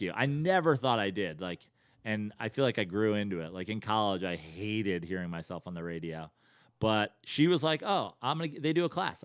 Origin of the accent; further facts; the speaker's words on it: Westchester, New York, United States; moved away as an adult; also born or lived in Bethlehem, Pennsylvania / Venice, Los Angeles; now in Los Angeles, United States; born and raised in New York, born in the city, raised in Westchester